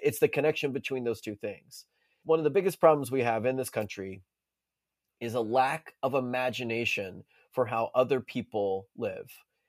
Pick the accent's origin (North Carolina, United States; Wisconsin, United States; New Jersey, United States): North Carolina, United States; Monroe; also born or lived in Currituck County, North Carolina / Philadelphia; I grew up not in Lincolnton, but in Monroe is one of the places I grew up, and Currituck County, North Carolina, is another place that I grew up. The sort of inner city Philadelphia in a public housing is another place I grew up.